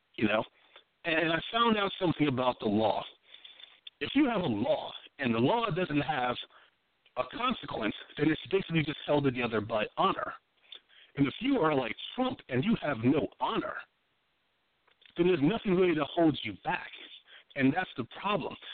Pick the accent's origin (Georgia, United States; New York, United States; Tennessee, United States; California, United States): New York, United States; moved away; also born or lived in Washington, D.C.; I was from New York